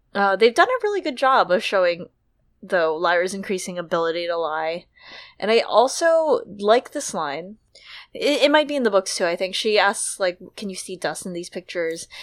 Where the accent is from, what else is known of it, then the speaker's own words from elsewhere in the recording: United States; as an American